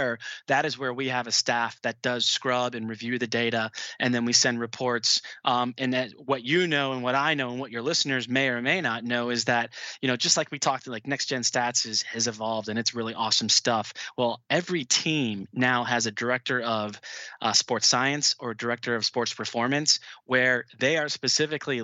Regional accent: Cleveland, Ohio, United States; growing up in Cleveland

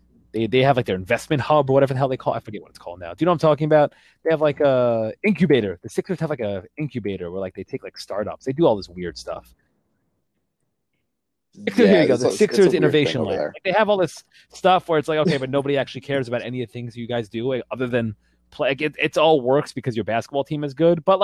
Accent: New York, United States; I grew up in New York

